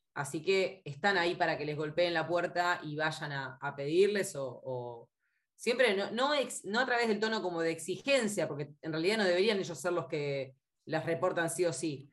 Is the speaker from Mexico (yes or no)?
no; Argentina